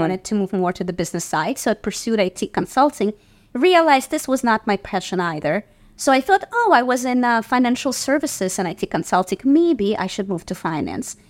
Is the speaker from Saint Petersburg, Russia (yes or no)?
yes; Saint Petersburg, Russia; now in New York City, United States; growing up in Russia in the professional theater